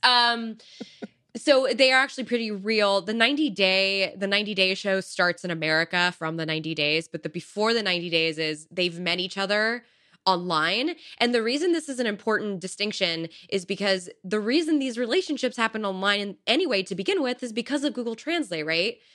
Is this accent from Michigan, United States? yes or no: no; Silicon Valley, California, United States; growing up in Silicon Valley